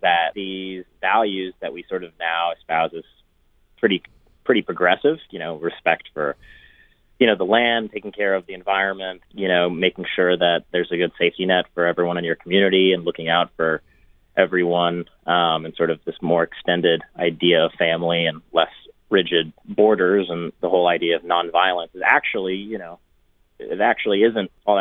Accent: Laguna Beach, California, United States; We grew up in Laguna Beach

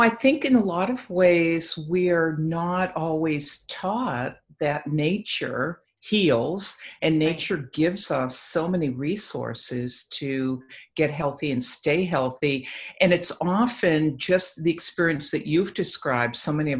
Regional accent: Boston, Massachusetts, United States; moved away as an adult; also born or lived in Mexico; I'm from the East Coast also. Yes. And I could not wait to hightail it out of Boston.

